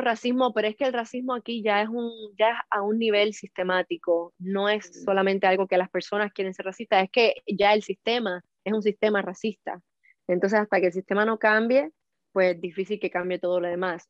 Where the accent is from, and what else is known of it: Cuba; now in Miami, United States